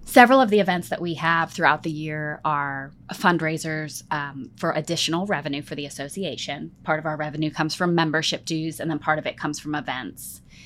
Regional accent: Pennsylvania, United States; now in Memphis, United States; I grew up in Pennsylvania

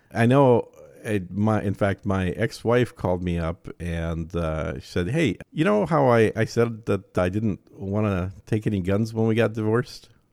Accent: Bloomington, Minnesota, United States; moved away as an adult; also born or lived in Eden Prairie / Dallas; now in Austin, United States; I grew up in Bloomington and then went to Minneapolis proper and then out to a place called Eden Prairie

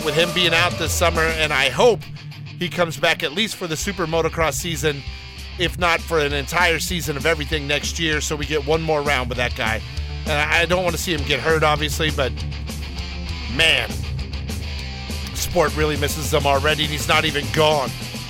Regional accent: Alabama, United States; I'm from Alabama

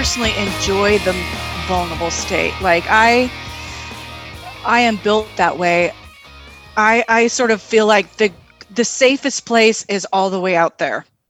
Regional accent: Tri-Cities, Eastern Washington State, United States; moved away; also born or lived in Seattle; I grew up in the Tri-Cities, Eastern Washington State

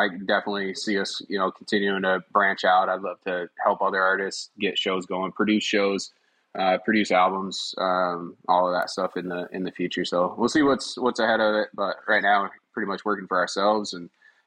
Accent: north of Detroit, Michigan, United States; now in Elkhorn, United States; I grew up in Detroit

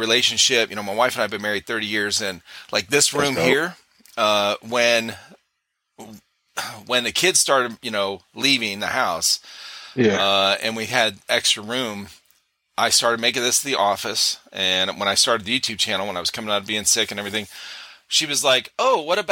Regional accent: Northeast, United States; now in South Carolina, United States; I grew up in the Northeast.

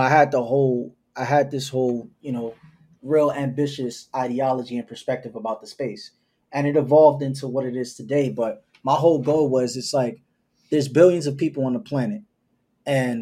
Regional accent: New York City, New York, United States; I just come from that hustler spirit because I'm from New York City

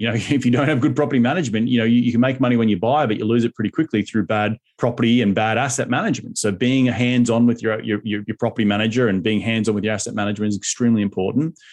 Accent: Australia; now in United States; back in my home country in Australia

